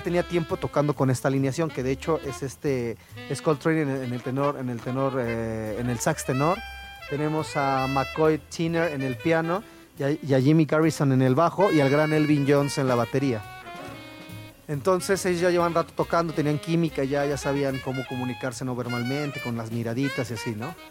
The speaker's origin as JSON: {"language": "Spanish", "country": "Mexico", "said": "somos mexicanos y nos oyen el acento"}